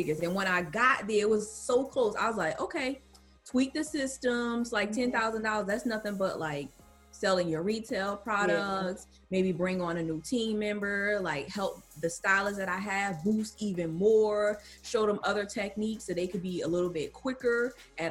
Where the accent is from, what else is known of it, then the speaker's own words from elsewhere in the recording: North New Jersey, United States; I'm born and raised in New Jersey, the streets of North New Jersey